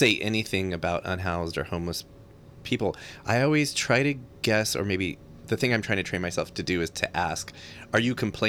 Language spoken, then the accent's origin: English; Texas, United States; also born or lived in New York; now in San Francisco, United States; I'm from Texas originally